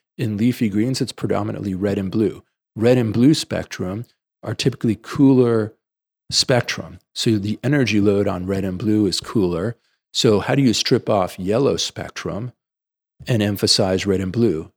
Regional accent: New York City, New York, United States; I grew up in the Bronx

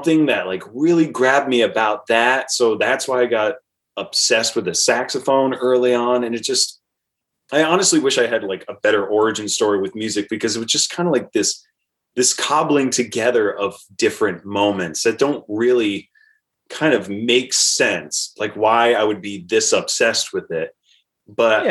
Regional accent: Portsmouth, Rhode Island, United States; I grew up in Portsmouth, Rhode Island, which is on Aquidneck Island in Rhode Island

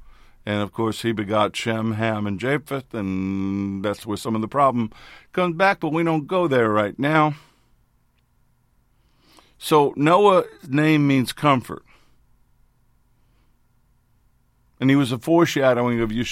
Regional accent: New York City, New York, United States; When I was growing up in New York City, we had an area called the Times

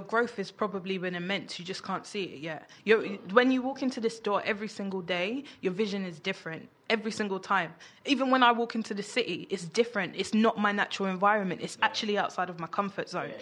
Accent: London, United Kingdom; I grew up in Peckham, like notorious for gang culture

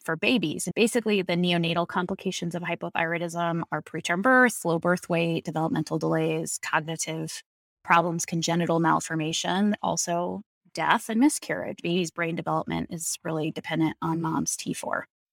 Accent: Colorado, United States; I grew up in Colorado

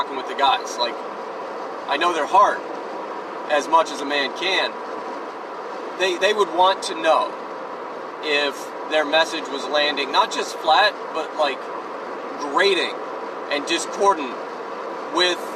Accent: United States; we're in America, we're all American

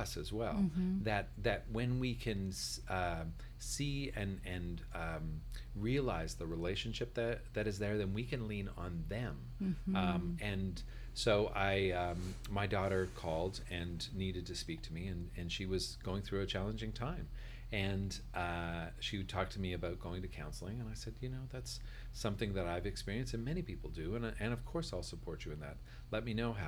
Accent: Northern Ontario, Canada; I grew up in Northern Ontario

